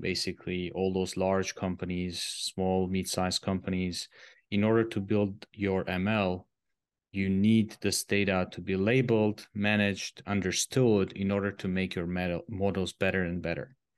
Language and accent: English; Armenia; moved away as an adult; also born or lived in Switzerland; I'm originally coming from Armenia. It's a Eastern European small country